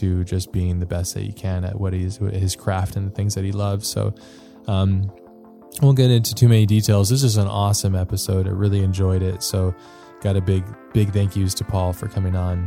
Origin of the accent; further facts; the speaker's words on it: Hawaii, United States; moved away; I grew up there, so I spent about 10 years of my life there.